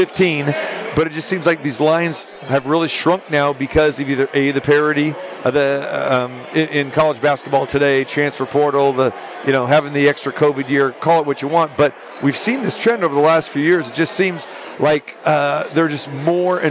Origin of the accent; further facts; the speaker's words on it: Sacramento, California, United States; now in Las Vegas, United States; my hometown of Sacramento